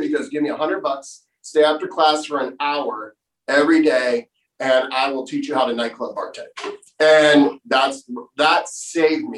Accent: Florida, United States; moved away as an adult; I'm from Florida

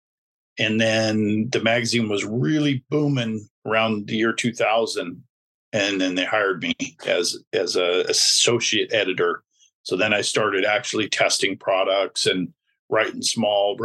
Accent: Boise, Idaho, United States; my hometown of Boise, Idaho

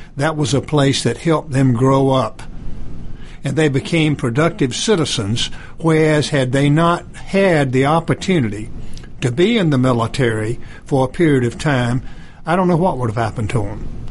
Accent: Goldsboro, North Carolina, United States; now in Johns Creek, United States; I'm from Goldsboro, North Carolina originally, so we had a 60th high school class reunion. I went back

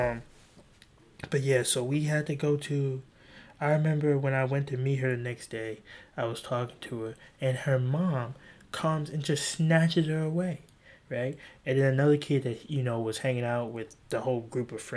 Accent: South Carolina, United States; I'm from South Carolina, too

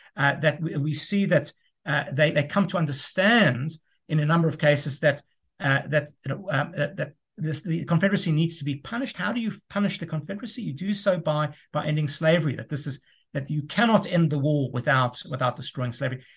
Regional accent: South Africa; moved away as an adult; also born or lived in United States; I'm originally from South Africa, returned to South Africa in, in twenty fifteen.

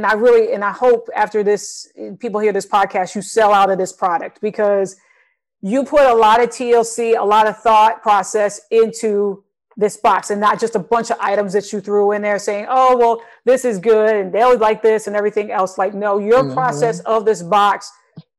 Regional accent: Michigan, United States; now in Texas, United States; I'm originally from Michigan. I'm here now in Texas.

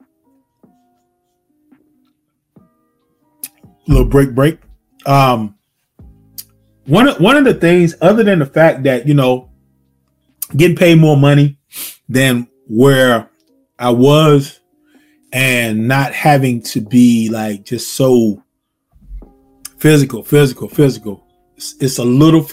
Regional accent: the South, United States; Born and raised in the South. I've been in the South all my life

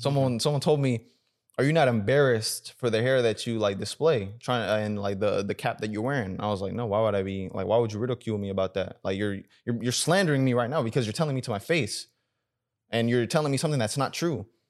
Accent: United States; also born or lived in Sudan; growing up in America

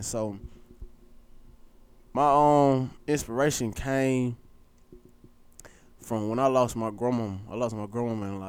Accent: Atlanta, Georgia, United States; I'm a true ATLian. You know what I'm saying? I was born on Northside Hospital

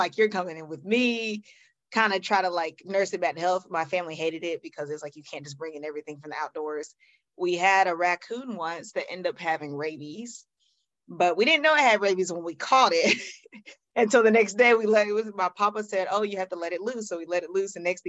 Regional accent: Greenville, South Carolina, United States; Okay, well, I'm from Greenville, South Carolina. Used to be a smaller town, but now it's growing so much, it's not considered small anymore. But it's a town in the upper side of South Carolina. I was born th

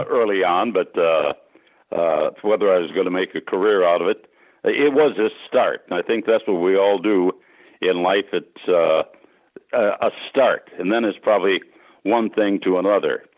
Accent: Sisseton, South Dakota, United States; I grew up in Sisseton, which is on the Sisseton-Wahpeton Indian Reservation up in northeastern South Dakota

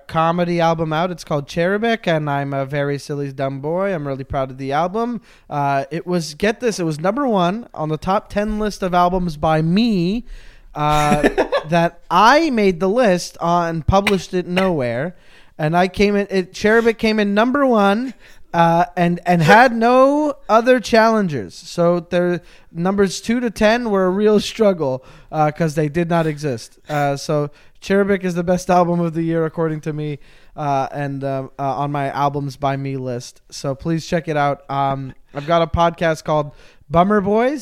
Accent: Montreal, Quebec, Canada; I'm from Montreal

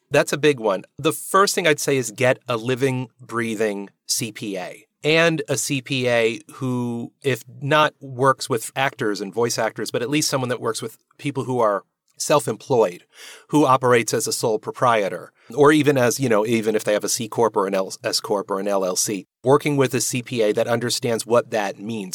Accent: New Jersey, United States; also born or lived in Manhattan; now in New York, United States; it's New Jersey. The reason why is, well, it's home. I mean, I live here in Manhattan

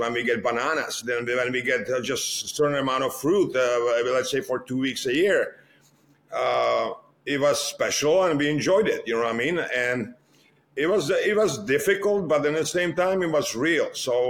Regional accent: Litvínov, Ústí nad Labem Region, Czechia; also born or lived in Most; I was born in Most, right? Because Litvinov was about 10 miles away from Most, and everybody who was living in Litvinov was born in Most

